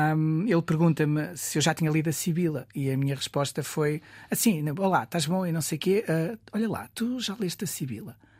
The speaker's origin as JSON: {"language": "Portuguese", "town": "Guimarães", "region": "Norte", "country": "Portugal", "tie": "born or raised there", "said": "Nascido e criado em Guimarães, Oliveira do Castelo, Centro Histórico"}